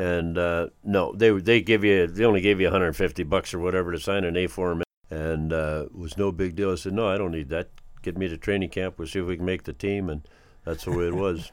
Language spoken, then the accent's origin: English; North Battleford, Saskatchewan, Canada; also born or lived in Rabbit Lake, Saskatchewan; Born in Rabbit Lake, Saskatchewan, if you want to believe that. But, uh, yeah, I grew up in North Battleford